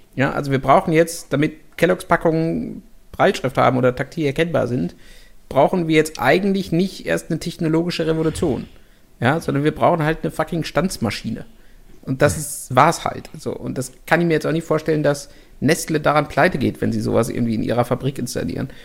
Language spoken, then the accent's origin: German; Germany; bei uns in Deutschland